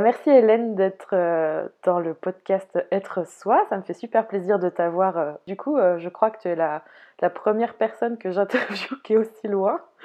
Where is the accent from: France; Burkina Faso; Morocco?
France; Brittany; moi, la bretonne